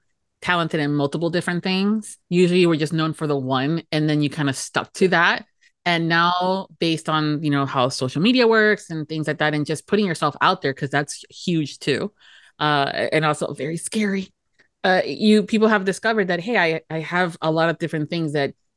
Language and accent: English; United States; first generation American, but Latin parents